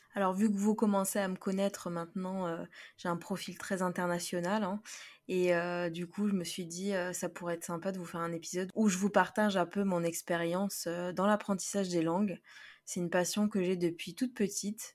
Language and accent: French; Paris, Île-de-France, France; also born or lived in Florida, United States; je viens de Paris, France